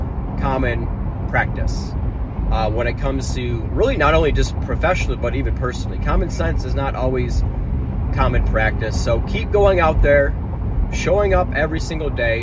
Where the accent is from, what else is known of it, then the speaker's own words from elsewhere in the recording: Michigan, United States; moved away; Back home in my home state of Michigan